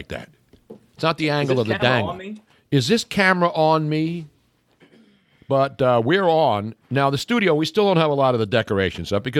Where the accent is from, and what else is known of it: Philadelphia, Pennsylvania, United States; born or raised there